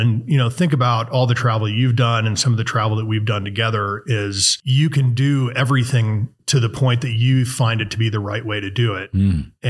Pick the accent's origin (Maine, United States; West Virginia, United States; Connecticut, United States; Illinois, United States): Illinois, United States; La Grange; I grew up in Chicago, in the suburbs of Chicago, in a place called LaGrange, you know, about 30 minutes outside of the city from the lakefront.